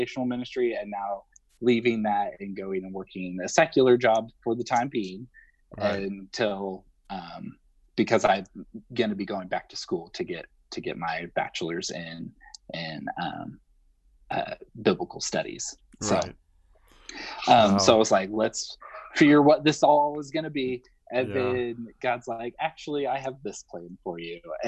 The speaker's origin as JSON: {"language": "English", "region": "Northern Indiana", "country": "United States", "moved": "as an adult", "lives_now": "Nashville, United States", "said": "I'm originally from Northern Indiana, and my wife and I moved to Nashville 3 years ago"}